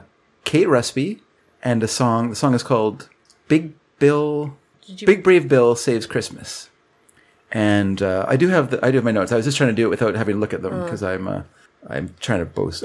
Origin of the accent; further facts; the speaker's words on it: Canada; We're Canadian. We're too polite to make, you know.